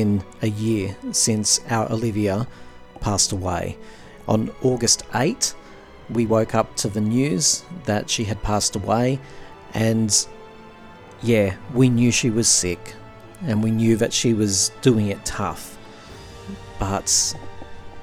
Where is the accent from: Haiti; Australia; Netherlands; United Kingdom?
Australia; I'm an Australian